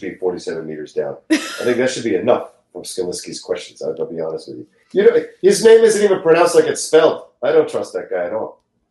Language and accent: English; Bolivia; raise some llamas that I can import from South America from my home country of Bolivia